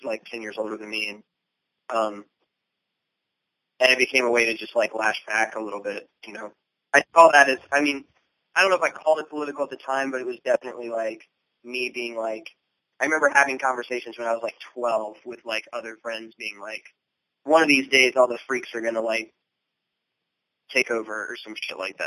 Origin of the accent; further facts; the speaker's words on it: Lancaster County, Virginia, United States; moved away; Lancaster County, Virginia. It's on the northern neck